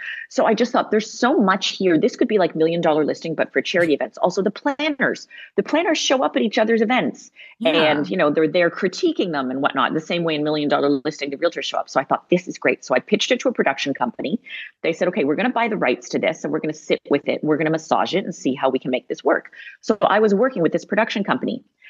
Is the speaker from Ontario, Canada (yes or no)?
no; Montreal, Quebec, Canada; you know, I'm from Montreal. Cool. I went to McGill.